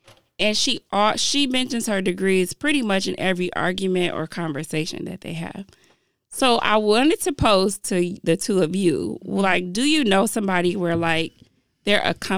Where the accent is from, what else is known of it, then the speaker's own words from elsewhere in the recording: Jamaica; Being Jamaican.